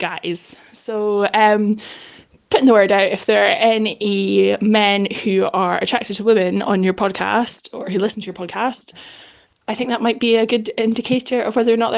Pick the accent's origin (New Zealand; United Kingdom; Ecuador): United Kingdom; Scotland; I've got a Yorkshire dad and I grew up in Scotland